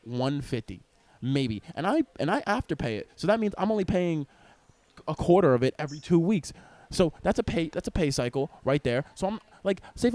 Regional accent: Stony Brook, New York, United States; I grew up in Stony Brook, a privileged white neighborhood.

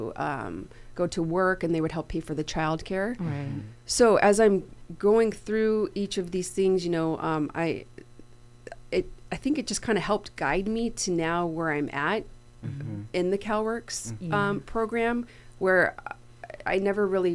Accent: Thousand Oaks, California, United States; I grew up in Thousand Oaks

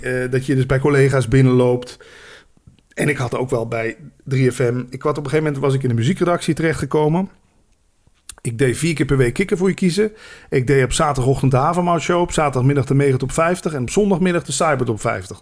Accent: Limburg, Netherlands; moved away; als Limburger

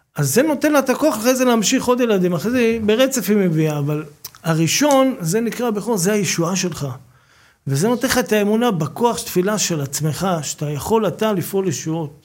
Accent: Bat Yam, Tel Aviv District, Israel; גדלתי בבת ים

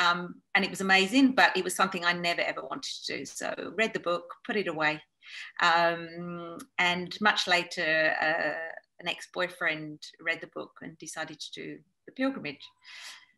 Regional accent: Australia; moved away as an adult; also born or lived in London; now in Spain; born in London, but most of my life was in Australia

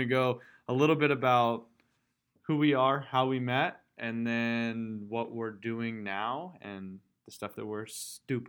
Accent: Tulsa, Oklahoma, United States; I'm from Tulsa, Oklahoma, born and raised

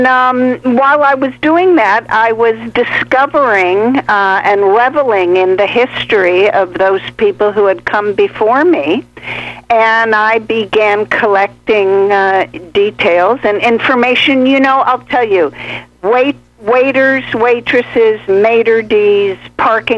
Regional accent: St. Louis, Missouri, United States; moved away as an adult; also born or lived in Los Angeles; I'm from St. Louis

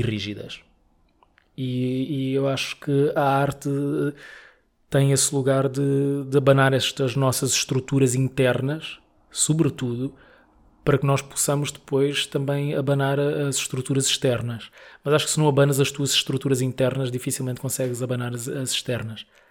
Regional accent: Mozambique; moved away as an adult; now in Lisbon, Portugal; eu gosto imenso de, de Moçambique, né? fui criado lá e gosto muito

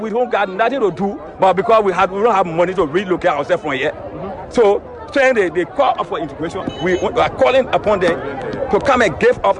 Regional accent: Liberia; moved away as an adult; now in Ghana; I'm from Liberia and I live on this camp, Budumburam camp.

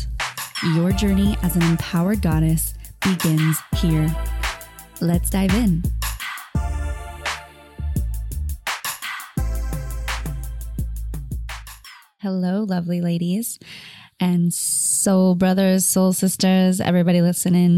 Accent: Orange County, California, United States; growing up around Orange County

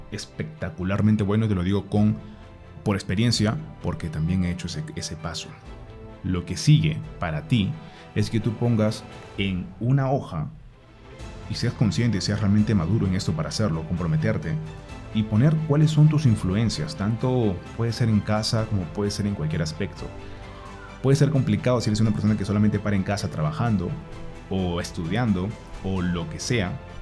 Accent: Peru; moved away as an adult; now in Colombia; Yo soy de Perú, pero actualmente vivo en Colombia.

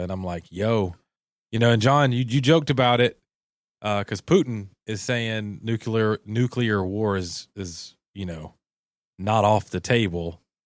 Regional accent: Southeast, United States; we all, we're all from the Southeast

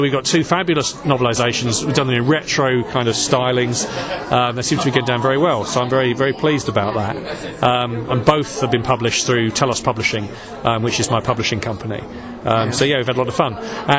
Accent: London, United Kingdom; now in Lincolnshire, United Kingdom; I'm from London, South London originally. We currently live in Lincolnshire in England

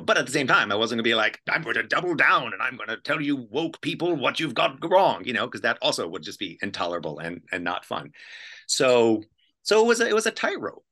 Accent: Tennessee, United States; moved away; also born or lived in Toronto; I'm from, I'm from Tennessee

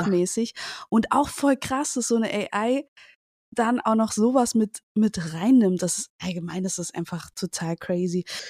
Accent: Cuba; now in Germany; ich komme aus Kuba

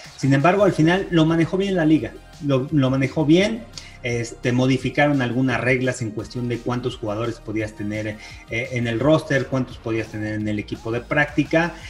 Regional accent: Mexico; soy el único mexicano

